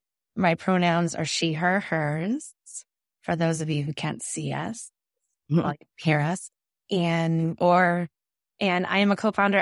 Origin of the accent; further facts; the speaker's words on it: Quincy, Massachusetts, United States; So I grew up in Quincy. So I was a Randolph girl.